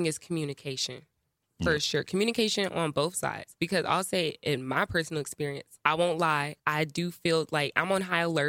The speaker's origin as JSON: {"language": "English", "area": "Cobb County, Atlanta", "region": "Georgia", "country": "United States", "said": "Like, I'm from Cobb County."}